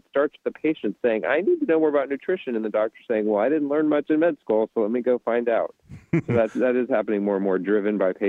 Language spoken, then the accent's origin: English; Charleston, South Carolina, United States; South Carolina, Charleston.